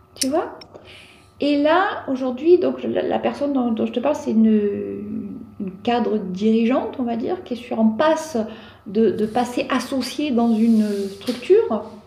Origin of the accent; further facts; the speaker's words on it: Provence-Alpes-Côte d'Azur, France; chez nous en Provence